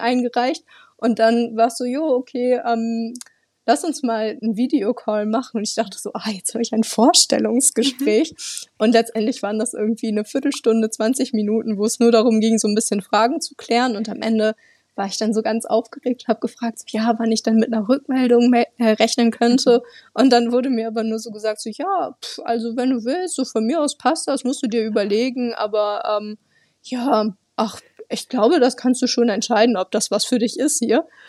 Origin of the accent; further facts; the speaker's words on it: Lower Saxony, Germany; first language German; moved away as an adult; also born or lived in Bielefeld, Germany; now in Argentina; Ich komme ursprünglich aus der Nähe von Bremen.